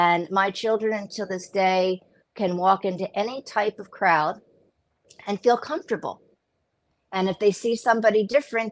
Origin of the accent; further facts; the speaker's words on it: United States; now in Israel; I'm from the United States